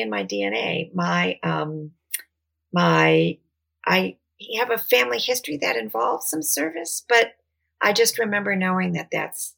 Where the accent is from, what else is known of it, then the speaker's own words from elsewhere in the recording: Detroit, Michigan, United States; I was born in the city and I grew up in the Detroit suburbs.